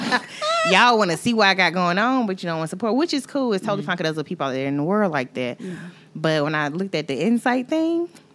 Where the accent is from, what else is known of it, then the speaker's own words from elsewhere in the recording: Plymouth, North Carolina, United States; now in Charlotte, United States; I am from Plymouth, North Carolina, yes, little small town, okay? 252, but I'm Charlotte living right now.